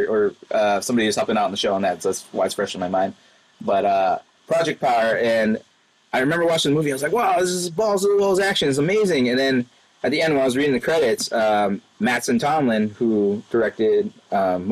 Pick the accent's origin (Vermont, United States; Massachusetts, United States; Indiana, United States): Massachusetts, United States; Worcester; I actually got to work in Worcester. That's my hometown for the show.